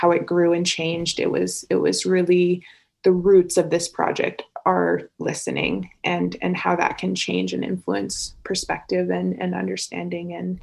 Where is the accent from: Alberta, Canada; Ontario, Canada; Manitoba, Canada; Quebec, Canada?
Alberta, Canada; Calgary; also born or lived in Victoria; I was born here on Treaty 7 land and spent a lot of time in nature and was privileged in that way to grow up camping and hiking